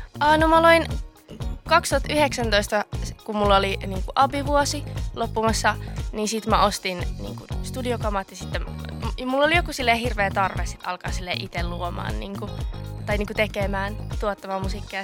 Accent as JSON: {"language": "Finnish", "town": "Oulu", "region": "North Ostrobothnia", "country": "Finland", "moved": "as an adult", "lives_now": "Helsinki, Finland", "said": "Mä oon Oulusta. Mä muutin tuossa kesän jälkeen just Helsinkiin"}